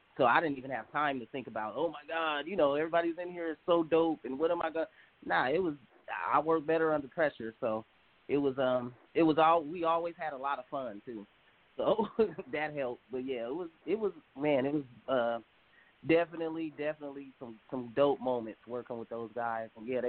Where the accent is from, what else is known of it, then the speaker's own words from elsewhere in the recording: Sacramento, California, United States; Well, I mean, it was, yeah, it does get pretty wild out here, but it ain't nothing in compared to how kind of wild it's gotten now.